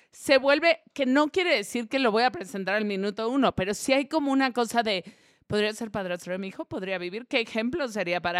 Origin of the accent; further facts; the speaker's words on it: Reynosa, Tamaulipas, Mexico; todos los de Reynosa ah, somos